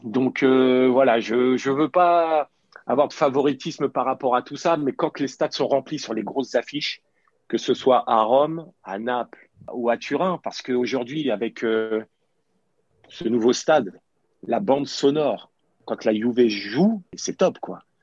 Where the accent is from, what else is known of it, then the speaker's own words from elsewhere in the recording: Paris, Île-de-France, France; J'ai toujours revendiqué le fait d'être parisien et c'est une réalité parce que je suis né à Paris, j'ai commencé au PSG, j'avais 8 euh, ans